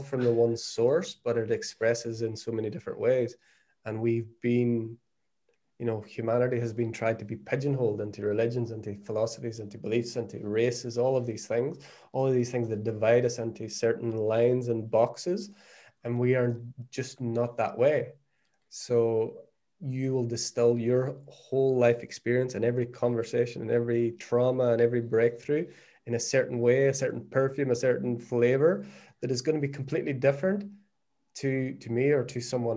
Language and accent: English; Northern Ireland, United Kingdom; moved away as an adult; also born or lived in Australia; now in Portugal; I was born in Northern Ireland, born 1979 in Northern Ireland, in the middle of what is now known as the Troubles